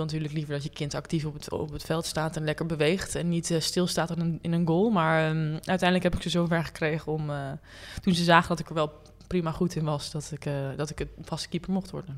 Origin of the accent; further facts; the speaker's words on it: Hilversum, North Holland, Netherlands; ik ben opgegroeid in Hilversum